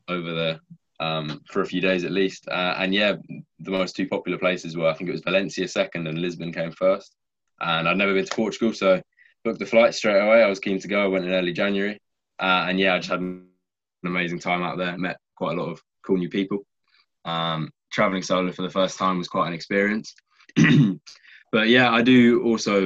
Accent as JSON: {"language": "English", "town": "Brighton", "region": "South East England", "country": "United Kingdom", "tie": "born or raised there", "moved": "as an adult", "lives_now": "Liverpool, United Kingdom", "said": "I'm half Kiwi, but I was born and raised in England, on the south coast of England, Brighton."}